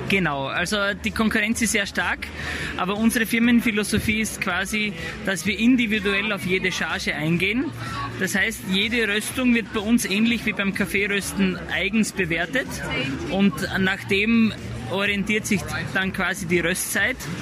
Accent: Styria, Austria; bei uns in der Steiermark

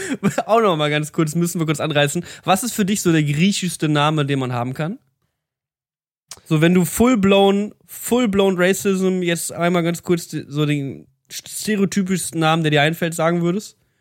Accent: Berlin, Germany; Ich komme aus Berlin

